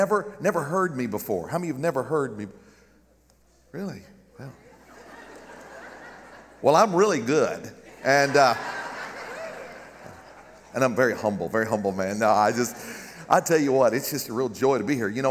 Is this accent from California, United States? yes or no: no; Garden City, Kansas, United States; moved away; my hometown in Garden City, Kansas